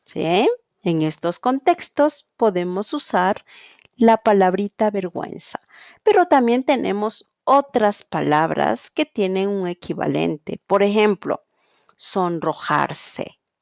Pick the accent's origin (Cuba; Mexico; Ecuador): Ecuador; Quito, Pichincha; soy de Quito, Ecuador